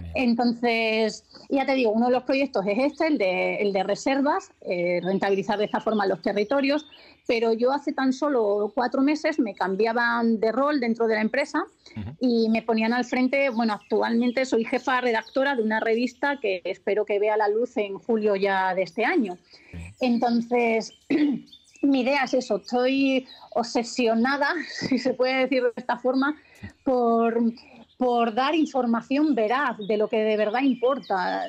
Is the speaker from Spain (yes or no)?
yes; Extremadura, Spain; yo en Extremadura, al final con este tipo de trabajo, eh, reconozco que no estoy mucho tiempo, no todo el que quisiese, pero es verdad, los, eh, veranos cada vez son mucho más secos allí, en mi tierra